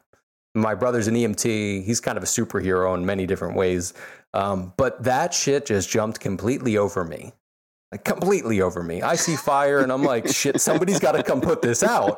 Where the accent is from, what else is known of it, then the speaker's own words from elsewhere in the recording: Philadelphia, Pennsylvania, United States; now in Florida, United States; I'm originally from Philadelphia. My family's still in Philadelphia